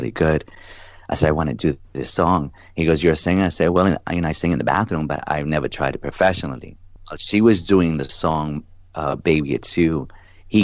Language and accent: English; New York City, New York, United States; a little boy from the Bronx